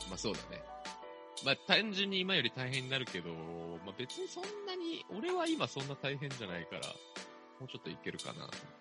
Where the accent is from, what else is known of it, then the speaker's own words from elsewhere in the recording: Kanto, Japan; 関東出身だからって言って舐められたくないなと思って。